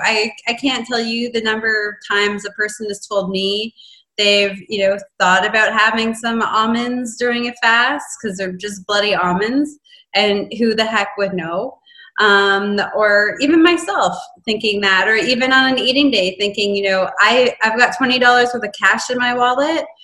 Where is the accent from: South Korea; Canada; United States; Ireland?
Canada; I'm in Texas. I'm from Canada.